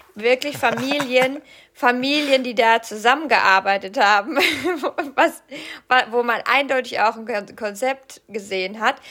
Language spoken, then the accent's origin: German; Rhineland-Palatinate, Germany; moved away; also born or lived in Cologne, Germany; Aus der Pfalz, da wo ich herkomme, da sagt man noch Fasching